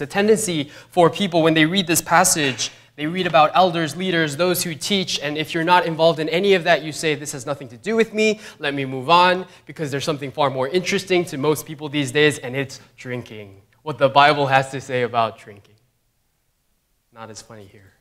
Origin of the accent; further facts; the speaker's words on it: New York, United States; as a New Yorker